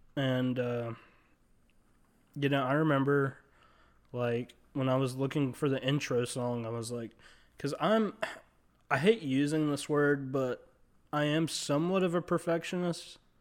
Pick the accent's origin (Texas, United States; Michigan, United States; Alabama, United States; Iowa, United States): Alabama, United States; Mobile; In Mobile, Alabama, which is where I'm from